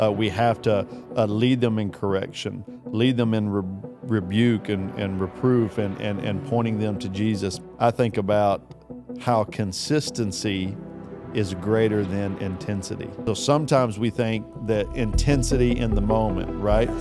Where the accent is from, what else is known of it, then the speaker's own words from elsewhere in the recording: Kentucky, United States; I'm from Kentucky